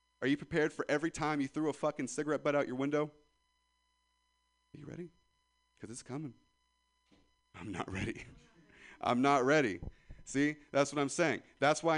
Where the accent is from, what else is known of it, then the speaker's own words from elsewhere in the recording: Ripon, California, United States; I'm from Ripon, California.